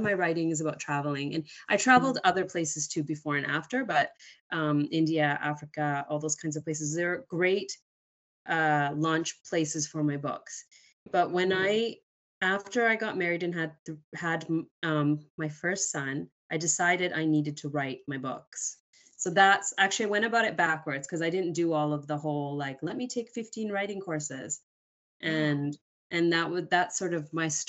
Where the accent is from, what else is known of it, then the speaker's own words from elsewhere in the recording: Canada; I was born in Canada